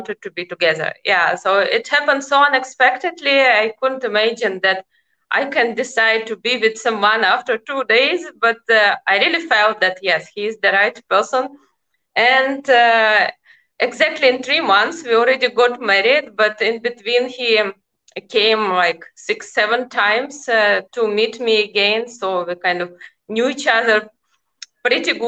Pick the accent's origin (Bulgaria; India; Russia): Russia; now in Netherlands; I am originally from Russia